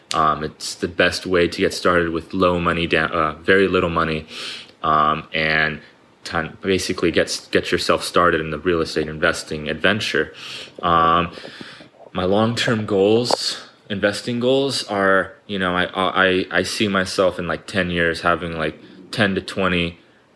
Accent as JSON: {"language": "English", "town": "Huntington Beach", "region": "California", "country": "United States", "said": "I'm from Southern California, more specifically Huntington Beach, California"}